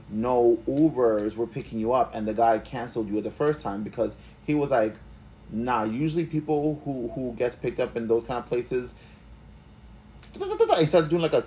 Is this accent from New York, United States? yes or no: yes; New York, United States; we're from New York